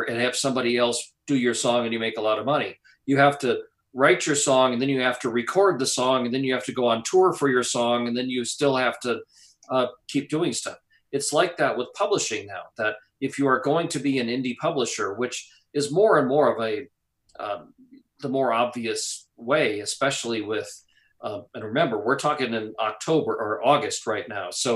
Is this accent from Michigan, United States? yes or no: no; Wisconsin, United States; moved away; Growing up in Wisconsin